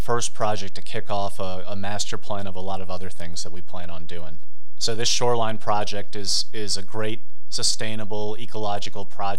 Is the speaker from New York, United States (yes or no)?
no; Richmond, Virginia, United States; I grew up in Richmond, Virginia.